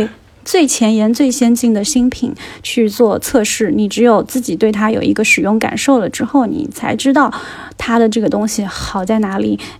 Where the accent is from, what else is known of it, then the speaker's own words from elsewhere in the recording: Hangzhou, Zhejiang, China; 然后呢，我今天要和杨一起来聊一聊我的家乡。就是杭州的第九区富阳。